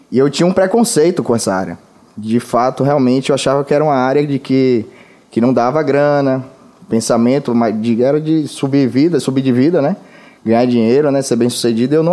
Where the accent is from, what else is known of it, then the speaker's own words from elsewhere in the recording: Alagoas, Brazil; now in Salvador, Brazil; primeiramente eu sou alagoano, né? Eu não nasci aqui em Salvador, mas a minha família toda é daqui.